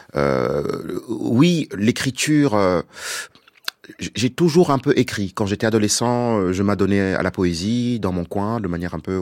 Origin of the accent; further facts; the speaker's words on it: Senegal; je viens du Sénégal